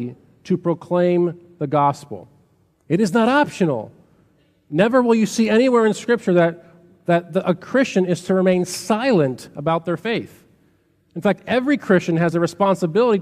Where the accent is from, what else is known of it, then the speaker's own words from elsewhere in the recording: Chicago, Illinois, United States; I grew up on the South Side of Chicago